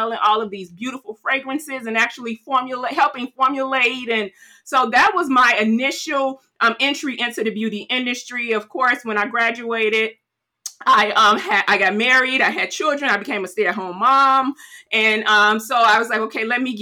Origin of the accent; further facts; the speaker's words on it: Chicago, Illinois, United States; also born or lived in Aurora, Illinois; Born and raised Chicago, South Side, Chicago